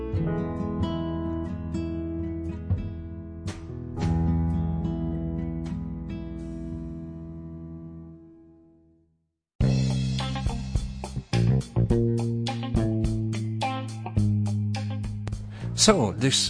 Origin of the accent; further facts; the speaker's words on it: Italy; English is a second language; I'm an Italian professional. I'm not an English mother tongue